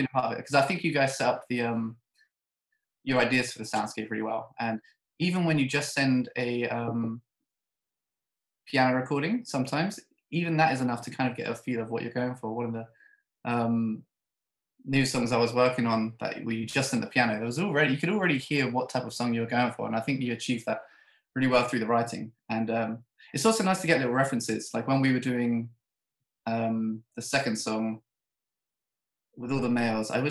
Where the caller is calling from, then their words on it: England, United Kingdom; I'm coming to you from England, uh, about 40 minutes from London.